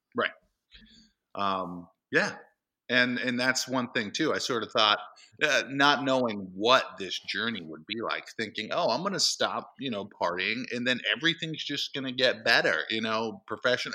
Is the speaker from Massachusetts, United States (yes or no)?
yes; East Templeton, Massachusetts, United States; I grew up in central Massachusetts